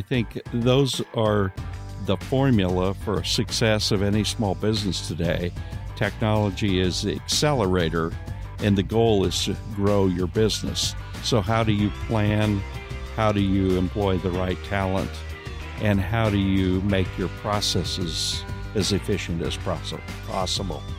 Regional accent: Kansas, United States; I'm from Kansas

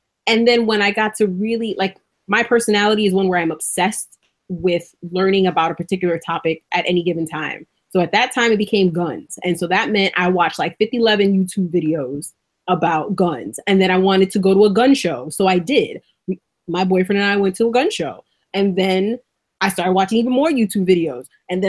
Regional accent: New York City, New York, United States; now in Oregon, United States; I grew up in the South Bronx, so it is what it is.

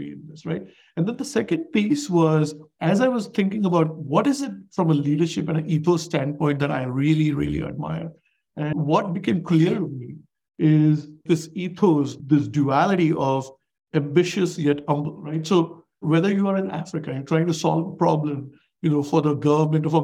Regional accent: India; moved away as an adult; now in United States; I'm an immigrant from India

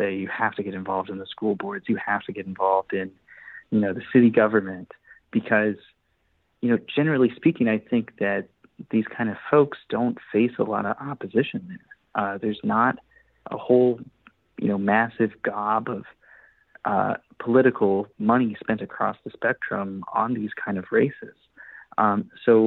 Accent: Arkansas, United States; my home state, Arkansas

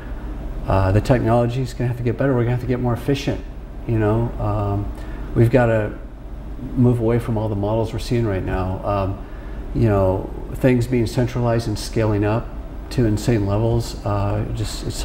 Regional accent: Sacramento, California, United States; I grew up in Sacramento

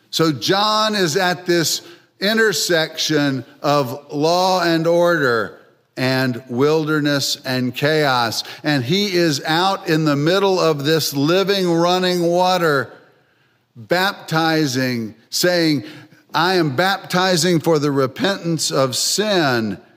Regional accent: Philadelphia, Pennsylvania, United States; also born or lived in North Carolina; Well, I come from Philadelphia, although my accent probably doesn't sound like it, having spent most of my 60 years in North Carolina.

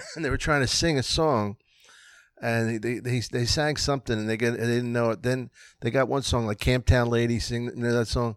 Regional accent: Philadelphia, Pennsylvania, United States; also born or lived in New York; I'm from Philly

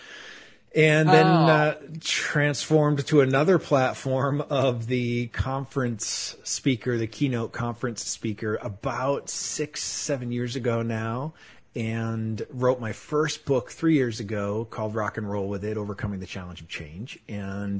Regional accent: Manchester, New Hampshire, United States; moved away as an adult; also born or lived in Florida; I was born and raised in New England, just outside of Boston in Manchester, New Hampshire

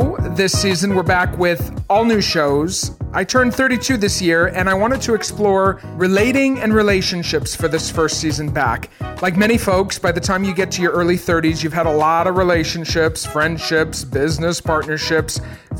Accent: Maine, United States; So I grew up in Maine.

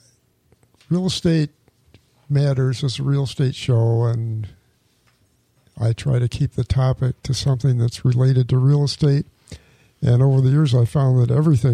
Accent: a small town outside Rochester, New York, United States; moved away as an adult; now in Palm Coast, United States; I grew up in Rochester, New York, or in a small town outside Rochester, New York

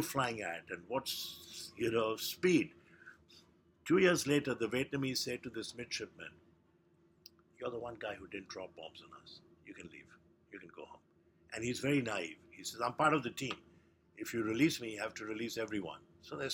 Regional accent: India; I was born in India

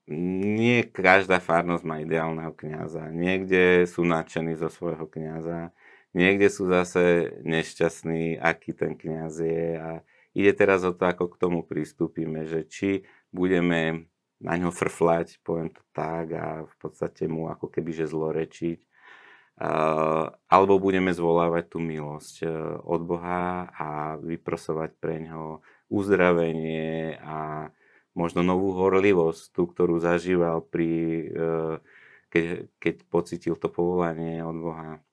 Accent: Bratislava, Bratislava Region, Slovakia; ja som vyrastal v meste v Bratislave

